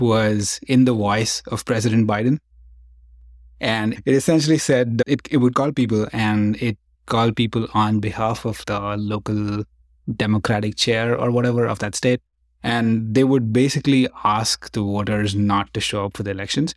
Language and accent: English; India; now in San Francisco, United States; I grew up in India